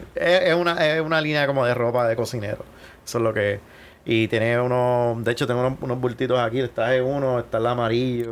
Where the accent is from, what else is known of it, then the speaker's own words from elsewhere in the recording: Guayama, Puerto Rico; moved away as an adult; also born or lived in Miami; yo decido regresarme a mi pueblo